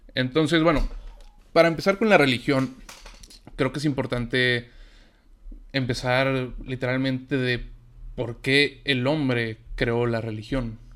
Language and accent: Spanish; Mexico; yo soy de México